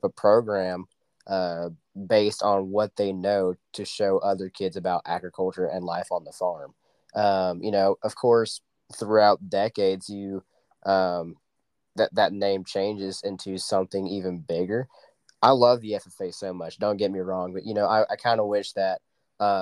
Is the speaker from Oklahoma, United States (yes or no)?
yes; Dewey, Oklahoma, United States; my hometown of Dewey, Oklahoma